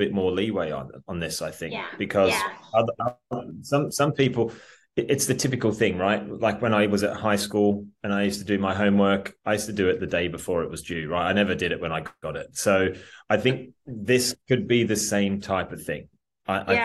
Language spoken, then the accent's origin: English; Australia; now in England; I'm an Australian who lives in England but works in America as well